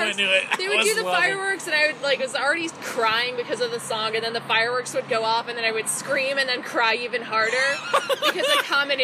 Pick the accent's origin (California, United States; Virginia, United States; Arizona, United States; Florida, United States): Arizona, United States; Prescott Valley; I am from Prescott Valley. Prescott Valley.